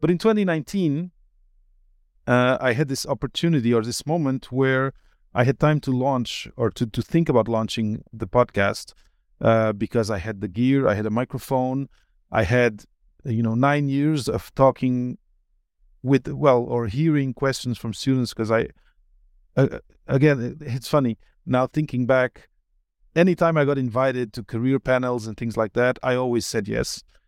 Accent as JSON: {"language": "English", "country": "Portugal", "tie": "born or raised there", "also_born_or_lived": "Belgium", "moved": "as an adult", "said": "I grew up partly in Belgium until I was 8, and then in Portugal until after university."}